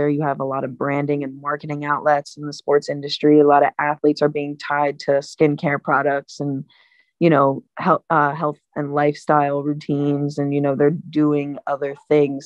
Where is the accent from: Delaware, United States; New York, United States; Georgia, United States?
Delaware, United States; these strong connections or these resources in my hometown